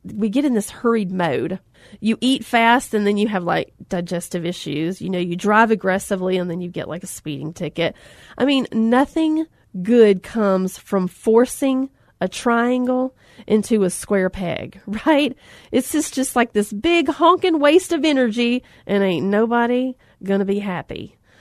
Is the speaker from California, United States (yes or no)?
no; Alabama, United States; I grew up in Alabama on the lake, fishing on the banks of the Coosa River